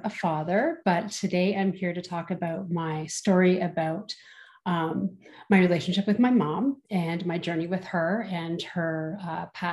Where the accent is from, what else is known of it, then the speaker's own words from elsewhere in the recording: Southern Ontario, Canada; I'm from Southern Ontario